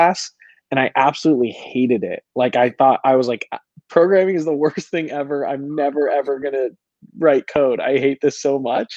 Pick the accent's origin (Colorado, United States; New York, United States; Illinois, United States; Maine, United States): Colorado, United States; I was born and raised in Colorado